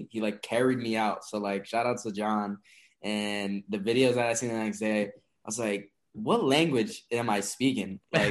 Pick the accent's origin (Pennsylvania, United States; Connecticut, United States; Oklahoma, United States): Connecticut, United States; Waterbury; also born or lived in Hartford, Connecticut; originally, I'm actually not from Mass. I was born in Waterbury, Connecticut.